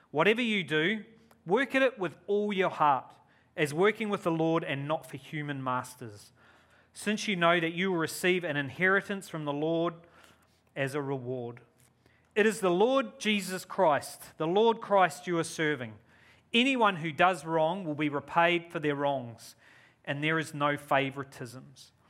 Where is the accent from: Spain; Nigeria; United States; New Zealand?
New Zealand; moved away as an adult; now in Australia; I'm a Kiwi. You could probably hear my accent. It's weird because when I'm here, I'm a Kiwi. When I go to New Zealand, oh, you're such an Aussie.